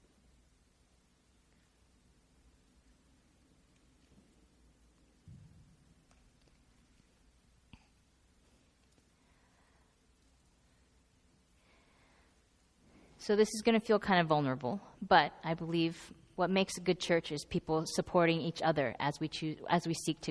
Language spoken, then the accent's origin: English; Northern California, United States; I'm from Northern California, so I say heca